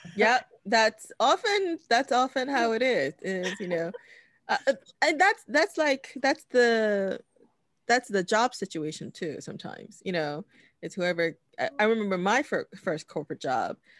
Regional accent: New York City, New York, United States; I grew up in Washington Heights

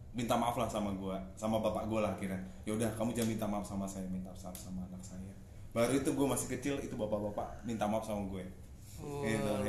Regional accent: Semarang, Central Java, Indonesia; karena gue asli anak Semarang

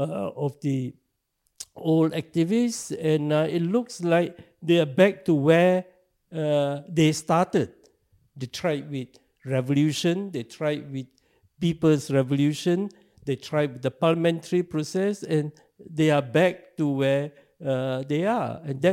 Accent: Singapore; I was born in Singapore.

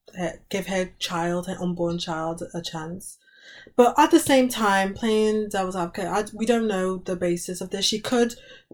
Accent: United Kingdom

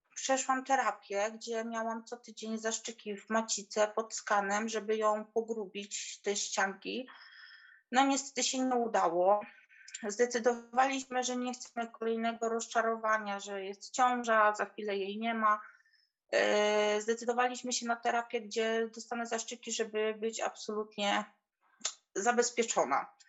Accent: Poland; moved away as an adult; now in England; w Polsce pochodzę z małej, z małej wioski

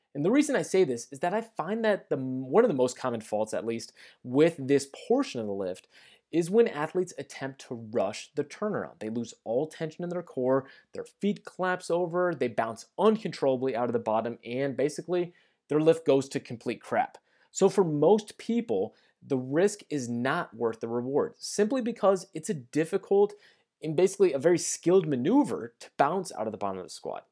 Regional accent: St. Louis, Missouri, United States; also born or lived in Kansas City; I have moved from Kansas City back to my hometown of Saint Louis

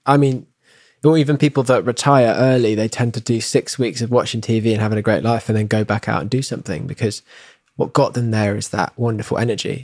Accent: England, United Kingdom; moved away; when I was home in England

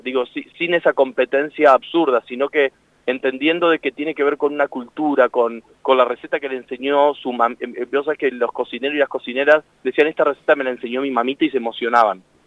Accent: Entre Ríos, Argentina; yo soy de Entre Ríos. Me recuerdo que mi abuela hacía locrada para toda la familia

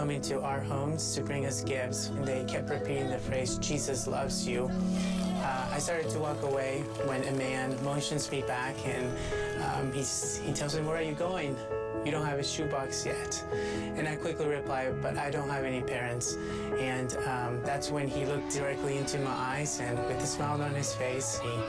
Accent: El Salvador; moved away; I'm from El Salvador. I actually don't know much about my own country because I was in an orphanage in the middle of nowhere, and that's where I grew up.

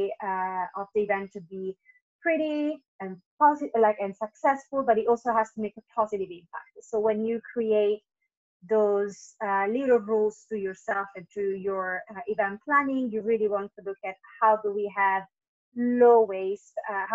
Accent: Italy; moved away as an adult; also born or lived in Tenerife, Spain / London, United Kingdom; now in Singapore; I am originally from Italy, and I have been working in events since I was 18

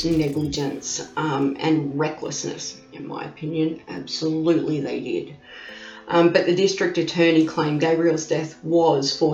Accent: Australia; accent: Bogan; I am an Aussie. You can hear that Aussie accent. I have what they call the Bogan accent

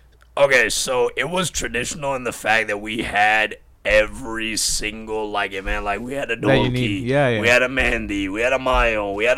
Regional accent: Pakistan; Like, we're all Pakistani, so there's no Indians.

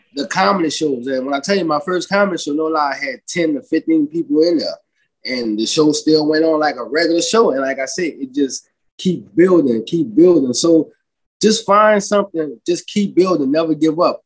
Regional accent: New Orleans, Louisiana, United States; moved away as an adult; also born or lived in Lafayette, Louisiana; now in California, United States; born and raised in New Orleans

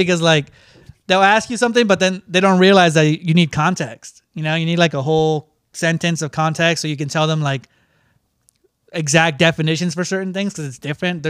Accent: United States; Because I was from America.

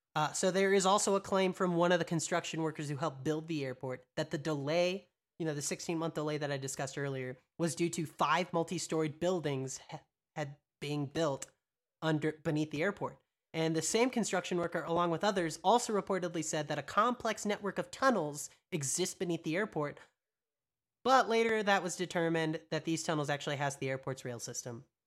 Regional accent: Texas, United States; I grew up in Texas.

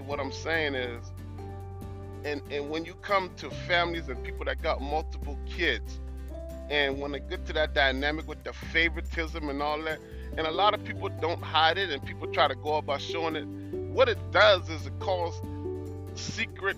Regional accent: Hollywood, South Carolina, United States; I grew up in South Carolina, down in a place called Edisto's, Hollywood, South Carolina.

